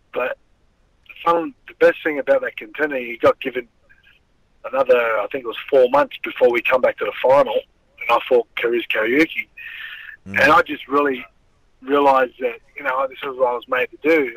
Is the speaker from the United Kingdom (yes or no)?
no; Sydney, New South Wales, Australia; I grew up in Alexandria